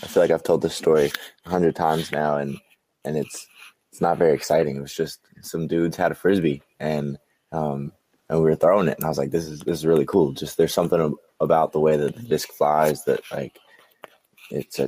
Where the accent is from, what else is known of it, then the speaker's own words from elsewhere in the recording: Southern Virginia, United States; also born or lived in DMV (Washington metropolitan area); now in Northern Virginia, United States; I was born in Southern Virginia